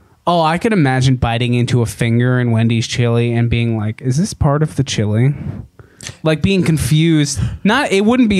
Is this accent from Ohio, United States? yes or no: yes; Cincinnati, Ohio, United States; moved away; when I go back to Cincinnati